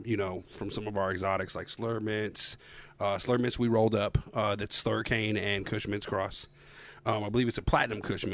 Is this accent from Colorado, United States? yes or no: yes; Denver, Colorado, United States; moved away as an adult; now in Oklahoma, United States; I was born and raised in Denver.